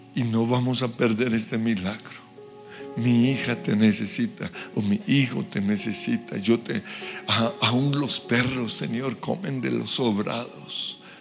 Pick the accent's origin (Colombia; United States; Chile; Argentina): Colombia; por ser colombiano